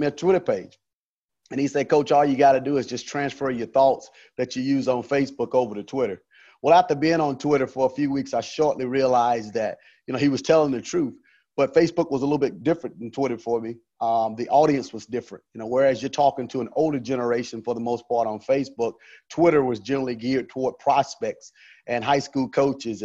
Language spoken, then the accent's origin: English; Woodruff, South Carolina, United States; moved away; I'm from Woodruff, South Carolina. I played at a 2A high school in Woodruff, South Carolina